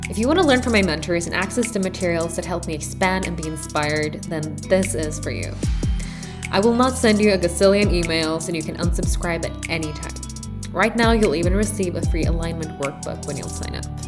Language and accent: English; Oslo, Norway; English is a second language; moved away as an adult; now in Lugano, Switzerland; I'm born and raised in Oslo, Norway, but I'm currently based in Lugano.